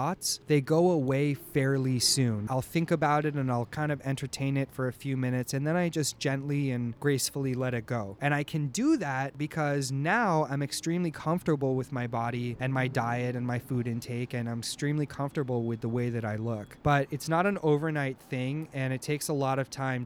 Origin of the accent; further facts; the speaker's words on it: Los Angeles, California, United States; I'm from Los Angeles